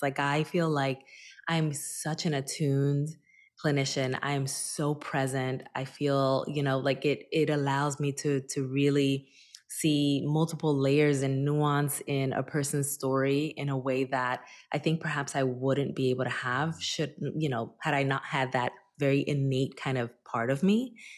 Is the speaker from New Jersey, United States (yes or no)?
yes; Newark, New Jersey, United States; also born or lived in Dominican Republic; my hometown of Newark, New Jersey